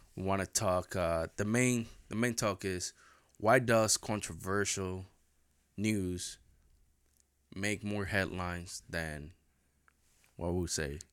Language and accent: English; Maryland, United States; growing up in Maryland